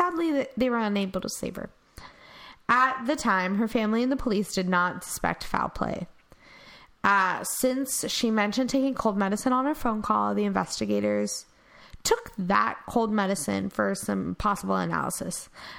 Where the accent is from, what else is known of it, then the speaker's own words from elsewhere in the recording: Texas, United States; I'm Texan.